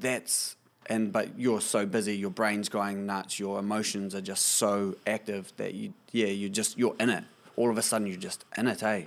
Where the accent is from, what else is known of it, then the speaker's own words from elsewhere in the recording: Kapiti Coast, Wellington, New Zealand; Born and bred on the Kapiti coast, I am a working musician